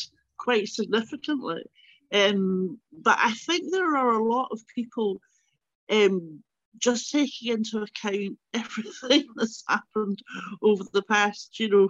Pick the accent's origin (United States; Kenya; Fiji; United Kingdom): United Kingdom; London; now in Glasgow, United Kingdom; I mean, I think growing up in London and going back to Glasgow and going back to Scotland did kind of reinforce these are two different countries, you know.